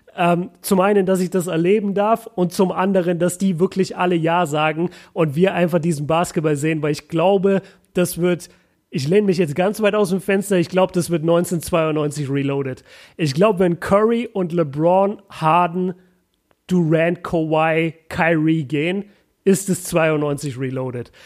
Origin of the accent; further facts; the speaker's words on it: Germany; als Deutscher und als Europäer